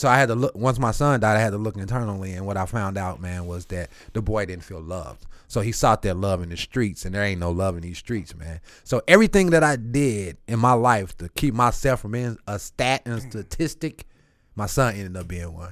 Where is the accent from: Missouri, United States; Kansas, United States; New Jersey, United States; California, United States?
Missouri, United States; St. Louis; also born or lived in Eureka, Missouri; I'm bussed from South St. Louis 27 miles away from my home.